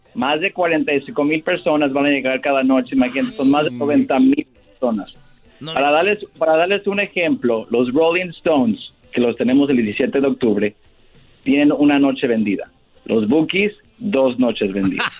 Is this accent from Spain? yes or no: no; Francisco Sarabia, Michoacán, Mexico; now in Los Angeles, United States; como somos los dos de Michoacán